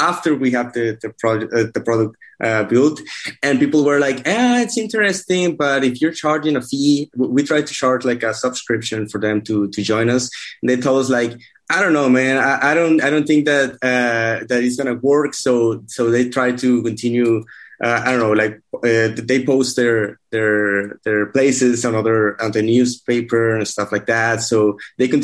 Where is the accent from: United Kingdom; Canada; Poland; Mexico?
Mexico; moved away as an adult; also born or lived in Monterrey, Mexico; now in Austin, United States; I'm from Mexico. I've been here in Austin for almost 2 years now